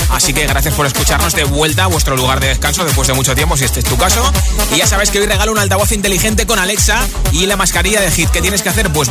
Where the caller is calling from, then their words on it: Las Palmas de Gran Canaria, Canary Islands, Spain; de Las Palmas de Gran Canaria